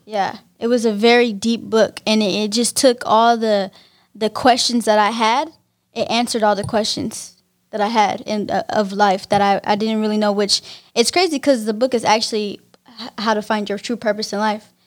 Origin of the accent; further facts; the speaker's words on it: Pittsburg, California, United States; I'm from Pittsburgh, California